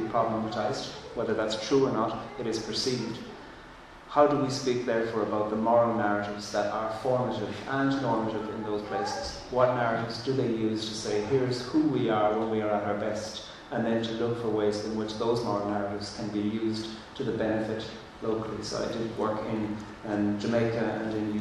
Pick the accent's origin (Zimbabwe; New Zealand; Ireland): Ireland; first language Irish; English is a second language; coming from a colonised country myself, and speaking, my first language is Irish, my second language is English